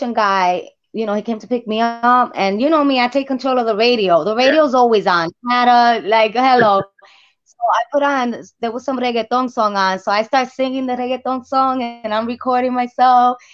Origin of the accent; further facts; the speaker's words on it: New Jersey, United States; moved away as an adult; now in Puerto Rico; I'm from Jersey